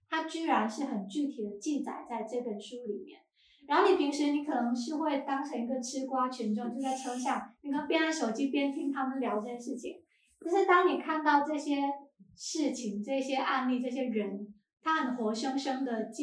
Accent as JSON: {"language": "Chinese", "town": "Xiamen", "region": "Fujian", "country": "China", "tie": "born or raised there", "said": "我可能我不是漳州人，我也跟城关好像离得有有点远。然后我是一个厦门人，但是我是在我是在岛外，我小时候在岛外，然后后面再到岛内的"}